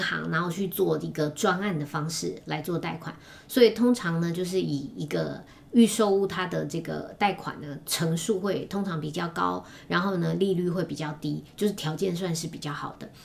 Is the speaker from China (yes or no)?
no; Taiwan; 我们一个台湾人